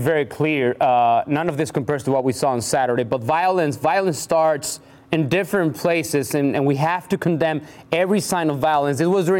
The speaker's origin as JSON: {"language": "English", "country": "Mexico", "tie": "born or raised there", "said": "This was sad to see because it happened in my hometown."}